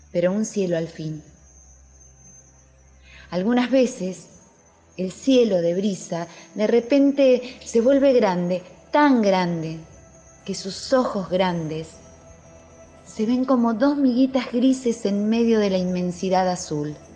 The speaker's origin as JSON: {"language": "Spanish", "region": "La Pampa", "country": "Argentina", "said": "Soy argentina, de La Pampa, un lugar donde se ve el horizonte y donde se escuchan las calandrias"}